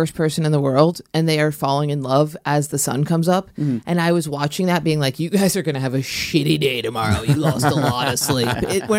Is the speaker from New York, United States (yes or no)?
yes; Ithaca, New York, United States; born or raised there